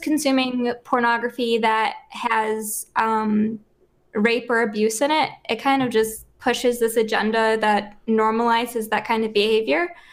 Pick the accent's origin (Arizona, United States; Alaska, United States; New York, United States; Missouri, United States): New York, United States; Buffalo